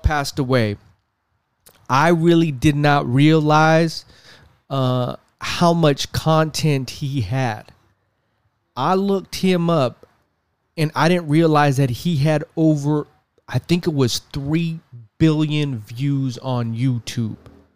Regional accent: West Coast, United States; I'm not from the South. I'm from the West Coast.

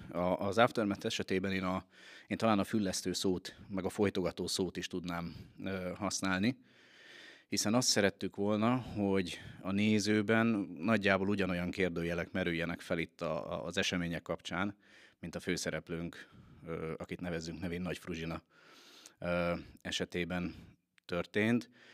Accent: Veszprém, Veszprém County, Hungary; de Veszprémiként

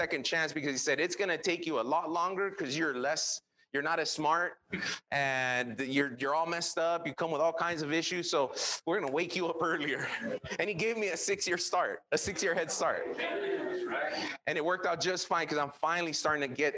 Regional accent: Los Angeles, California, United States; English is a second language; I grew up in East

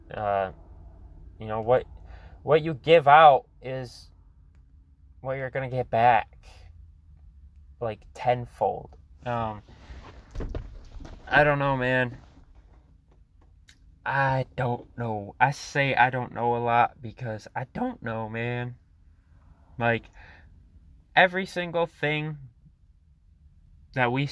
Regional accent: Michigan, United States; I'm from Michigan

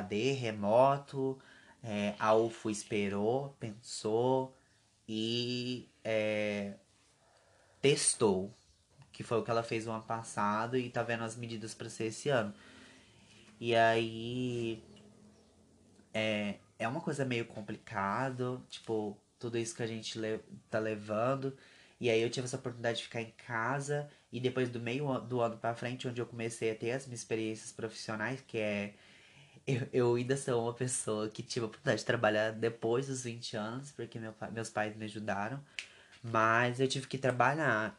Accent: Brazil; a gente é brasileiro

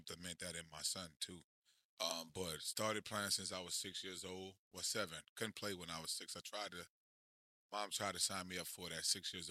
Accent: St. Rose, Louisiana, United States; I'm from St. Rose, Louisiana.

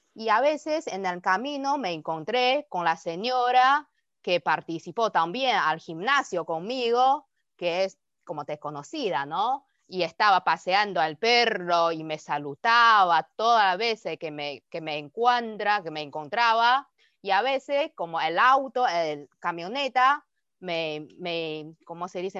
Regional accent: China; Spanish is a second language; moved away as an adult; also born or lived in Beijing, China; now in Argentina; para nosotros como los chinos

